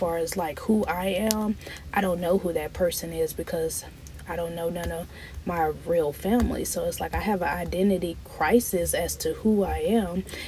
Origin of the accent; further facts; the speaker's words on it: Broaddus, Texas, United States; moved away as an adult; also born or lived in Dallas, Texas; now in Houston, United States; all my life I stayed in a small town, Broadus, Texas, San Augustine, Texas. It's a really small town where everybody knows everybody.